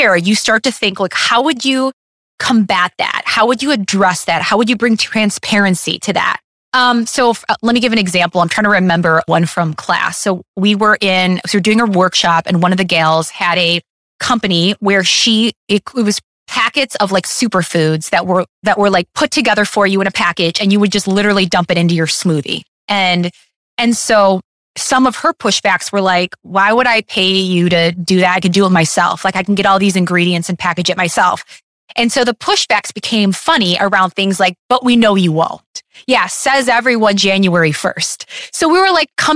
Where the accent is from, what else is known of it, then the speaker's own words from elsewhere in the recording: Detroit, Michigan, United States; I'm from Detroit